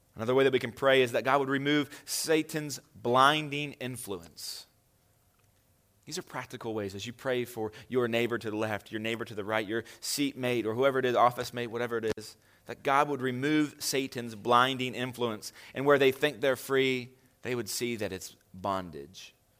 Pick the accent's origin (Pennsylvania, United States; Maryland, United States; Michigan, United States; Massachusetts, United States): Maryland, United States; Hagerstown; I doubt any of you are more proud to be from Hagerstown than me